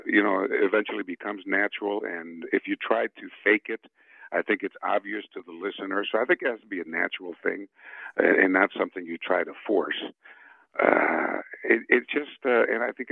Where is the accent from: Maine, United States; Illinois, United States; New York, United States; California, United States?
Illinois, United States; Chicago; first language Spanish; English is a second language; moved away; also born or lived in Bogota, Colombia / San Francisco / Baltimore; When I grew up, I grew up in Chicago. As I mentioned, my parents immigrated to the U.S. when I was 7 years old, and I spoke no English till I was 10.